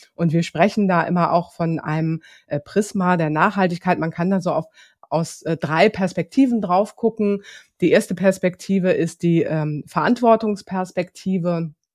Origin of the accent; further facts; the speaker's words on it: Hamburg, Germany; moved away as an adult; also born or lived in Lower Franconia; ich komme aus Hamburg, ich bin gebürtige Hamburgerin